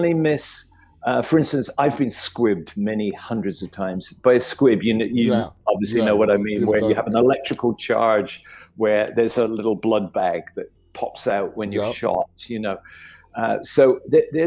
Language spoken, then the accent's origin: English; United Kingdom; I grew up in Britain in the 60s.